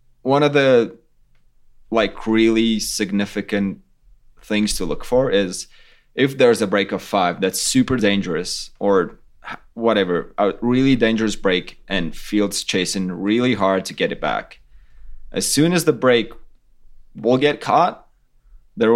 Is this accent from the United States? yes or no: no; Latvia; we're from Latvia. It's totally flat